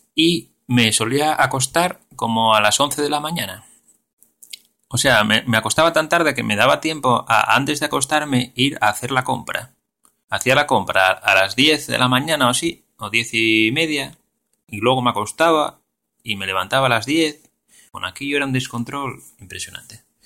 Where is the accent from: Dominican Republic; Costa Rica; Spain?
Spain; Asturias; yo como soy de Asturias